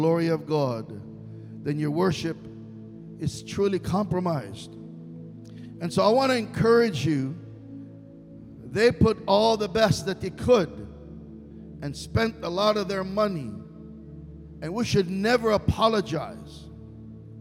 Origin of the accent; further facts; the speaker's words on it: Israel; English is a second language; moved away; Middle Easterner, born and raised in Israel